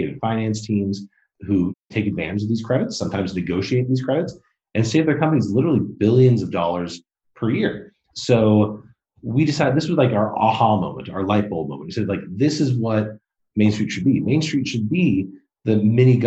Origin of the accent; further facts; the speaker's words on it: Modesto, California, United States; I grew up in a small, relatively mid-sized city in California called Modesto, kind of in the middle of the state